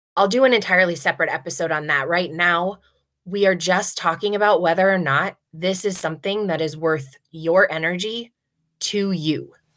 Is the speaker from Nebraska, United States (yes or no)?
yes; Nebraska, United States; I grew up here in Nebraska